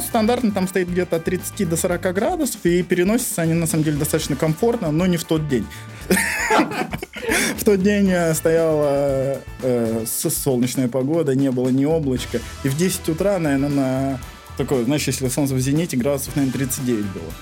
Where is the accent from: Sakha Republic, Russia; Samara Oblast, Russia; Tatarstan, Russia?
Sakha Republic, Russia; Yakutia